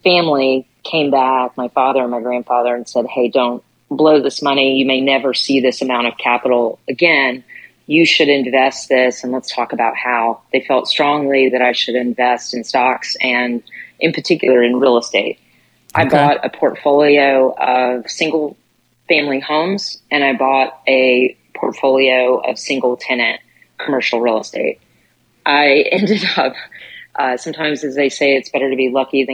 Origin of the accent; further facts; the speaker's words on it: Jackson, Tennessee, United States; I grew up in Tennessee in a small town